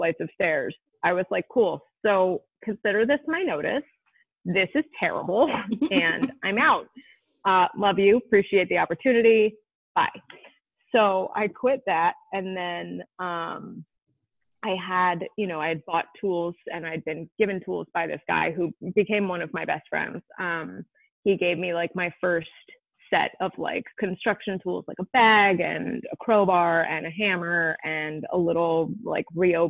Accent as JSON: {"language": "English", "region": "Vermont", "country": "United States", "tie": "born or raised there", "also_born_or_lived": "Maine / Carlisle, Pennsylvania", "moved": "as an adult", "lives_now": "Philadelphia, United States", "said": "I was born in Philly, and I lived in Philly until I was 7. And then when my dad passed, my mom moved us up to Vermont, where my mom's sister and brother-in-law were. So then I lived in Vermont for 16 years"}